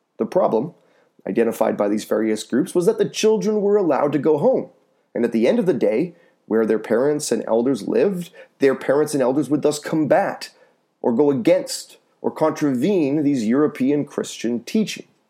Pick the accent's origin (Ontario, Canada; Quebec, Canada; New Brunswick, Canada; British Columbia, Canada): British Columbia, Canada; North Vancouver; my hometown of North Vancouver